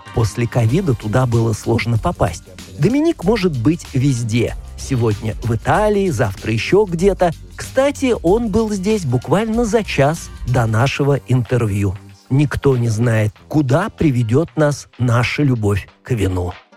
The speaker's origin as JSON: {"language": "Russian", "region": "Auvergne-Rhône-Alpes", "country": "France", "also_born_or_lived": "Beaune", "moved": "as an adult", "lives_now": "Burgundy, France", "said": "Я сам не из Бургундии, а из Аверна"}